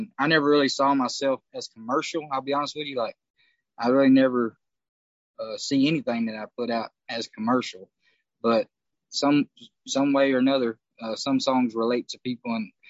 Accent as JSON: {"language": "English", "region": "Texas", "country": "United States", "lives_now": "Nashville, United States", "said": "I came from Texas, so, like, I love everything about where I played in Texas and everything. But as soon as you jump in that vehicle and you move your way to Nashville"}